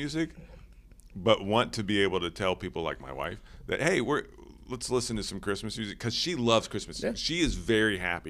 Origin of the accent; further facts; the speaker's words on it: Cincinnati, Ohio, United States; I grew up in Cincinnati.